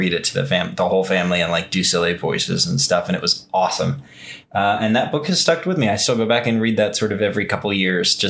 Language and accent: English; United States; being an American